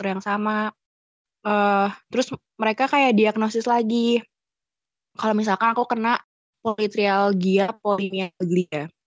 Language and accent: Indonesian; Jakarta, Indonesia; also born or lived in Yogyakarta; memutuskan untuk balik uh, ke Jakarta daerah asal aku karena kan di, itu semua terjadi di Jogja dan di Jogja itu aku sendirian